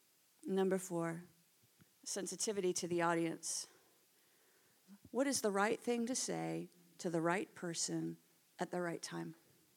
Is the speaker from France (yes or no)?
no; Canada; moved away as an adult; now in United Kingdom; you could probably tell from my accent. Well, you're actually all the ones with the accents, by the way. I'm not from around here. I moved from Canada just about 5 years ago.